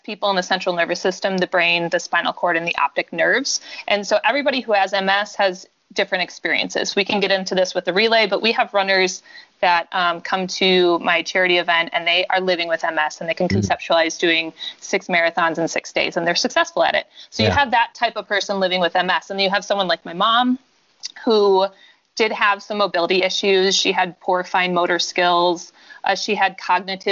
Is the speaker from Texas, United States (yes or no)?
no; Brookfield, Wisconsin, United States; moved away as an adult; also born or lived in Colorado; I'm from Wisconsin. I grew up in Brookfield, Wisconsin, which is just west of Milwaukee